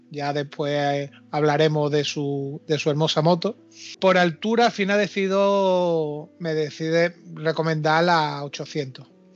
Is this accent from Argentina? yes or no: no; Málaga, Andalusia, Spain; somos compatriotas aquí malagueños